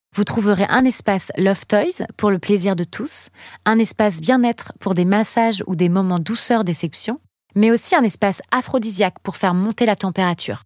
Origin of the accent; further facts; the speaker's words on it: Tours, Centre-Val de Loire, France; tu viens et tu es implanté à Tours dans le 37, soit ma ville natale